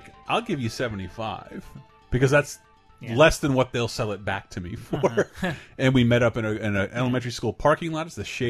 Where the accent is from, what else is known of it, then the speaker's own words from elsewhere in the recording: Florida, United States; now in San Francisco, United States; I'm from Florida.